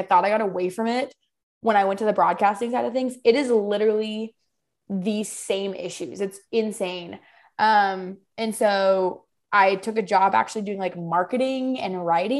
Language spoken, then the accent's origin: English; Southern Idaho, United States; moved away as an adult; now in the Carolinas, United States; I'm from Southern Idaho